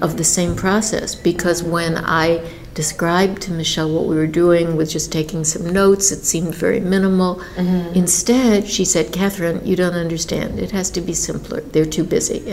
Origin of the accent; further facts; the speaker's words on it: New York, United States; I grew up in New York